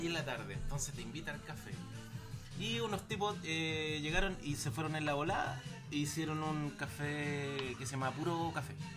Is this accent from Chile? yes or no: yes; Valparaíso, Chile; soy de Valparaíso